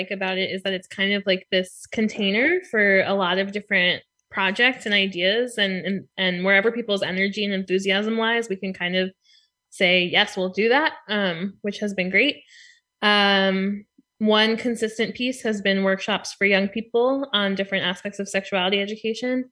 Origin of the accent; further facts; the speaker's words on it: Montclair, New Jersey, United States; I moved back to my hometown of Montclair, New Jersey, and some other friends who I graduated from high school with were also around